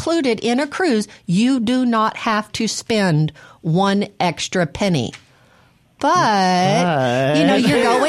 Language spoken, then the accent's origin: English; Mississippi, United States; I'm from Mississippi